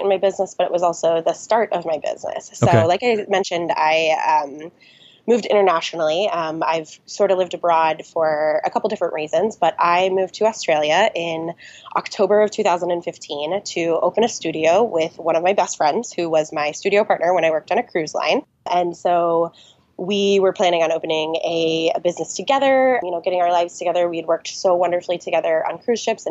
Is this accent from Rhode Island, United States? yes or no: no; Lake Tahoe, California, United States; I am born and raised in Lake Tahoe, California